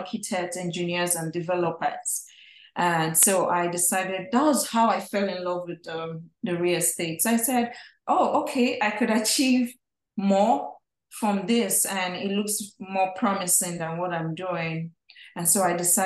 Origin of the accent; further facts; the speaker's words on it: Nigeria; moved away as an adult; now in United States; I'm originally from Nigeria, from a family of five